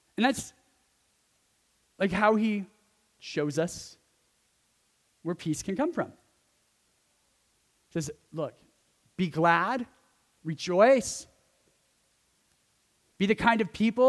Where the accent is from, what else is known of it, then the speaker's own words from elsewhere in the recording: California, United States; accent: California; It's my California accent